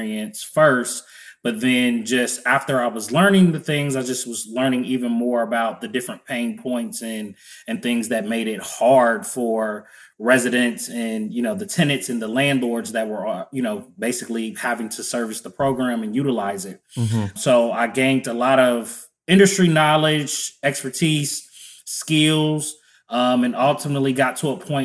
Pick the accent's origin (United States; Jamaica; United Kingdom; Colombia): United States; Cincinnati, Ohio; also born or lived in Columbus, Ohio; born and raised in Cincinnati, Ohio.